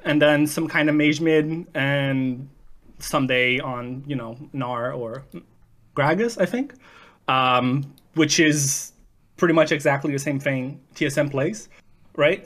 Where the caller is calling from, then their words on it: Vancouver, British Columbia, Canada; calling from Vancouver, Canada.